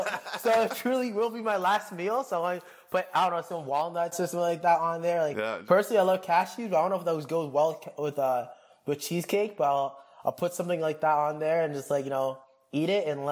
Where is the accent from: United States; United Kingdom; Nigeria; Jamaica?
Jamaica; I'm gonna have I am Jamaican, so I'm gonna have oxtail and rice and peas made by my grandma.